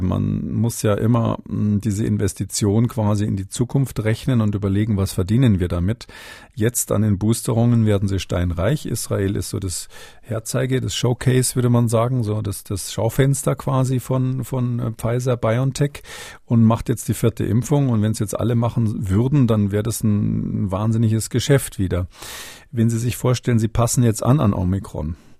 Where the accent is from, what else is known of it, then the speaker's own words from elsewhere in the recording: Munich, Bavaria, Germany; moved away; als Münchner, Ex-Münchner